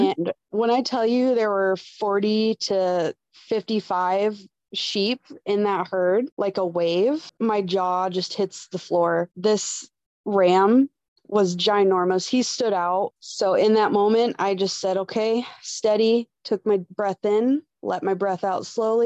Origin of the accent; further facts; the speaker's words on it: West Michigan, United States; growing up in West Michigan, it's pretty flat.